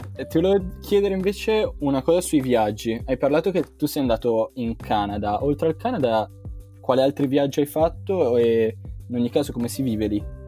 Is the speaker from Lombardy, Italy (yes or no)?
yes; Milan, Lombardy, Italy; io da milanese devo difendere la mia Milano